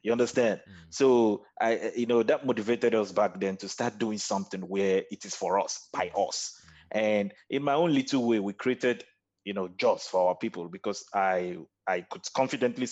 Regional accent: Lagos, Nigeria; moved away as an adult; also born or lived in Nnewi South, Anambra State, Nigeria; now in Kuala Lumpur, Malaysia; I was born and bred in Lagos, Nigeria.

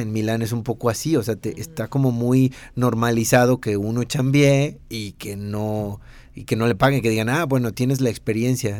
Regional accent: Mexico; accent: Mexican; also born or lived in Italy; mi acento mexicano

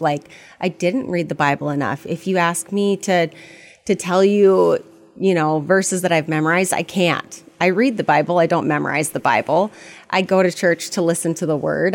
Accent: Fairbanks, Alaska, United States; moved away as an adult; also born or lived in Fargo-Moorhead area / Bemidji; now in Fargo-Moorhead, United States; originally, I'm from Fairbanks, Alaska

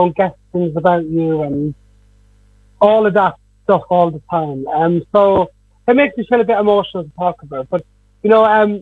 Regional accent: Dublin, Leinster, Ireland; I was mostly in my hometown, so the whole of Ballymun

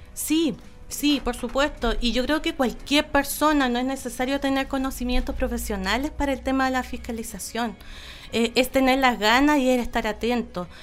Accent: Coyhaique, Aysén, Chile; yo nací en Coyhaique. Yo, yo tengo los recuerdos de Coyhaique

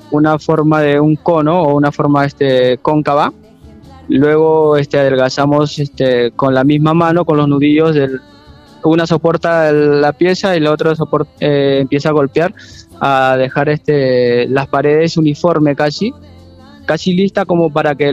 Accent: Supe, Lima, Peru; Bueno, yo vengo del norte de Perú, de Lima a cuatro horas. Eh, vengo de la civilización más antigua de América, Caral, supe.

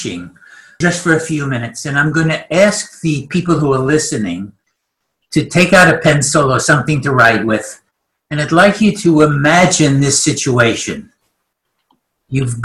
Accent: New York, United States; accent: New York; now in Christchurch, New Zealand; I'm speaking with my New York accent

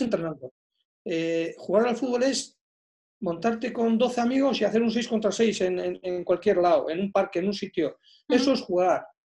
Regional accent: Basque Country, Spain; jugadores vascos

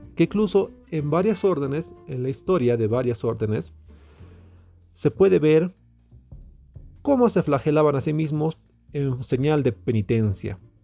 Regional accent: Tarija, Bolivia; yo nací en Tarija, en Bolivia

